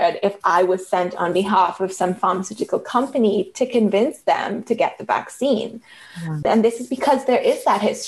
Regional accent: Trinidad & Tobago; accent: Trinidadian; also born or lived in San Francisco; now in Toronto, Canada; a lot of my friendships in growing up in Trinidad

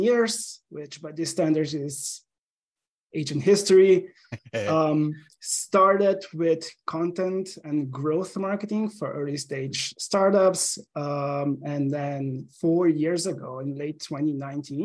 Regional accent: Slovenia; English is a second language; also born or lived in Portugal; now in Seattle, United States; I'm originally from Slovenia. That you probably hear from my accent.

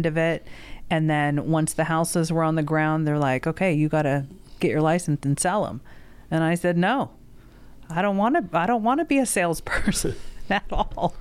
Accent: Southern Oregon, United States; also born or lived in Connecticut; now in Nevada, United States; I was born on the East Coast, grew up on the West Coast. So when I was a baby, we moved from Connecticut to Southern Oregon.

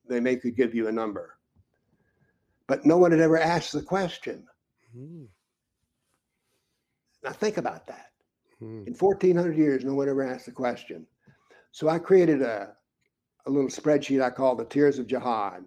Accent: United States; As an American

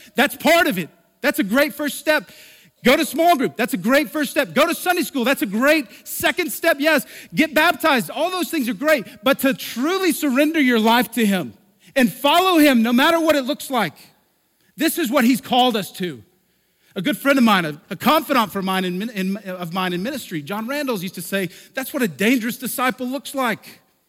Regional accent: the Bible Belt, United States; For many years, I grew up in the Bible Belt.

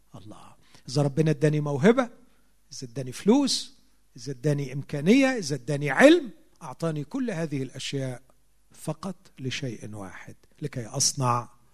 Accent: Egypt; عندنا في مصر

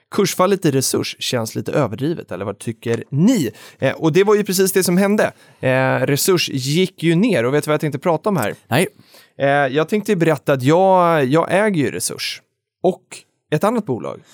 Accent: Stockholm, Stockholm County, Sweden; also born or lived in Jönköping; jag var från Stockholm

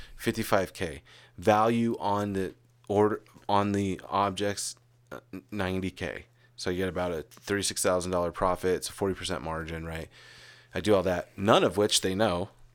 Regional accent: Arizona, United States; moved away; also born or lived in California; we grew up together. And then there were years and years when we moved away from Arizona, went to California

